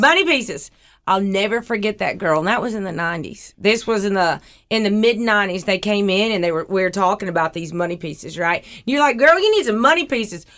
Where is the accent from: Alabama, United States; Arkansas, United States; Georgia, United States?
Alabama, United States; Huntsville; I grew up in Huntsville